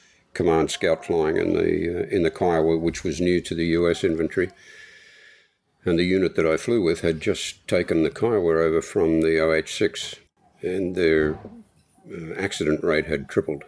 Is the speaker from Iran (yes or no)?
no; Australia; I was the cute oddity that talked funny, so you get a lot of attention and even pseudo affection through just being an Australian